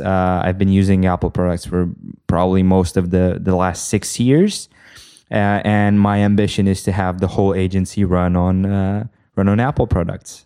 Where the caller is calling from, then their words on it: Bucharest, Romania; I am calling from Bucharest, Romania